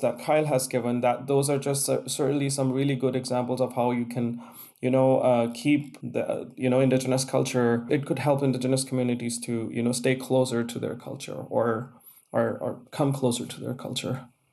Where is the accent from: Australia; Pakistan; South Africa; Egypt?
Pakistan; moved away as an adult; growing up in Pakistan, there was a time when everyone would want to, you know, write text messages using Urdu, which is my national language